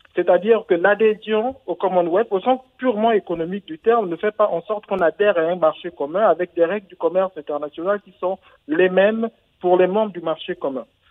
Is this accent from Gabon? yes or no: yes; Gabon